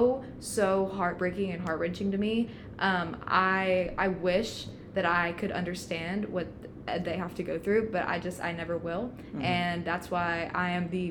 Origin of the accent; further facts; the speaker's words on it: Bryant, Arkansas, United States; I'm from Bryant, which really isn't that small of a town, but it was still very, very Southern